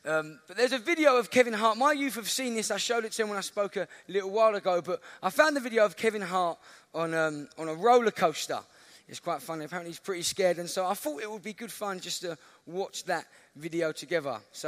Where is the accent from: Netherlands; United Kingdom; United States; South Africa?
United Kingdom; Lewisham, London; I'm from Southeast London, a place called Lewisham.